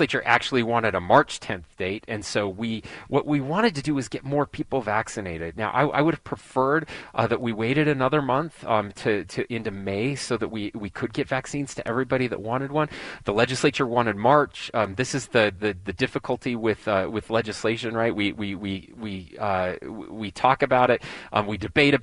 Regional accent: Sanpete County, Utah, United States; also born or lived in Salt Lake City, Utah; I was born and raised in Sanpete County, just over the mountain from you guys.

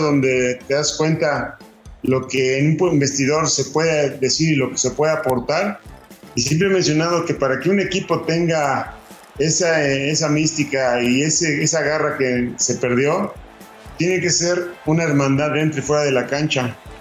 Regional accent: Mexico; como mexicano que soy

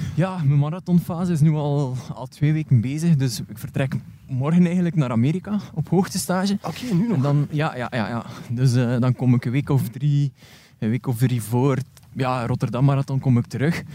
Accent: West Flanders, Belgium; ik ben een West-Vlaming

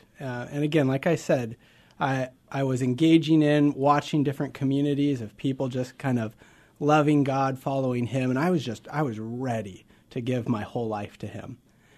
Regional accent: Nebraska, United States; Absolutely. I grew up in Nebraska.

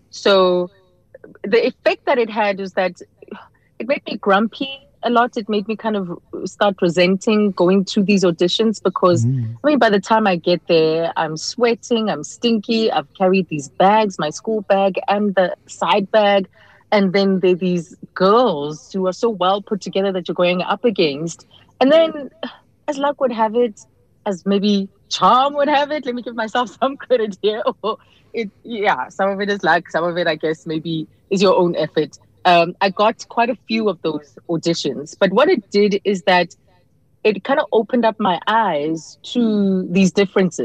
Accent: Johannesburg, Gauteng, South Africa; I was a girl from Pimville, Soweto

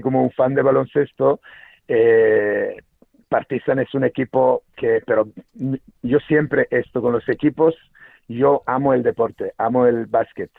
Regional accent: Serbia; Spanish is a second language; now in Spain; yo nací en Serbia, eh, y claro, eh, crecí, nací en los 70, 77, y crecí en los 80

